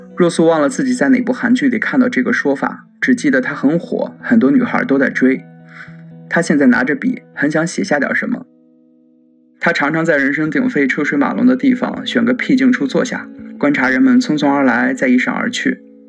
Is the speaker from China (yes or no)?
yes; northern China, China; moved away as an adult; 我来自一个北方城市，今年二十八了，然后在国外留学了很多年